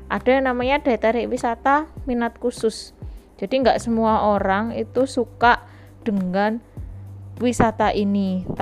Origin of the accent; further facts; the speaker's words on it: Surabaya, East Java, Indonesia; Jadi mungkin kita sebagai orang Surabaya kepengen melihat sesuatu yang tidak ada di Surabaya.